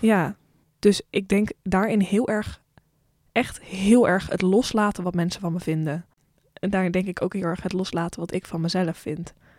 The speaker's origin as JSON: {"language": "Dutch", "country": "Netherlands", "said": "voor de rest kom ik uit het Westen, uit Europa. En dan uit Nederland"}